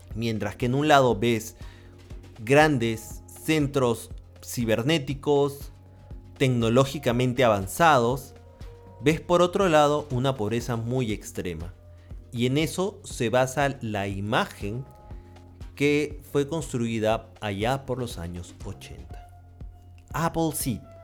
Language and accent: Spanish; Peru; En mi país, Perú